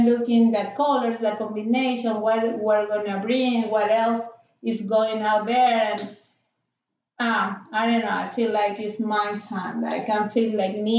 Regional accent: Peru; English is a second language; moved away as an adult; now in United States

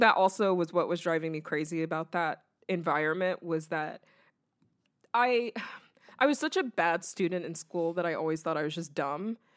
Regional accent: the South, United States; I grew up in the South around mostly white people.

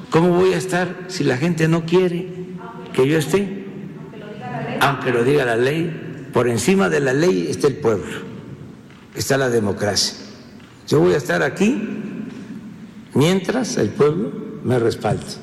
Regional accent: Mexico; Nosotros no somos chairo, no somos fifís, no somos chuflanos, somos mexicanos

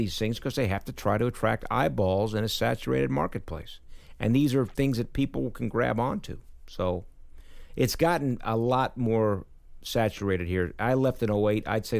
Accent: West Coast, United States; also born or lived in Manhattan, New York; And I was originally from Manhattan, but we grew up and went out to the West Coast when I was 7

